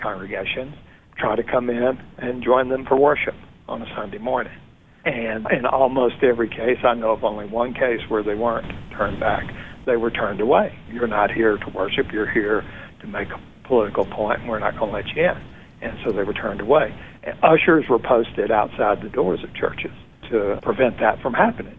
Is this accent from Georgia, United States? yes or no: no; Greenwood, Mississippi, United States; I was raised in Southern Baptist Church in Greenwood, Mississippi, a medium-sized town. It was about 20,000 when I was growing up in the Delta region of the state of Mississippi, which is up in the northwest corner of the state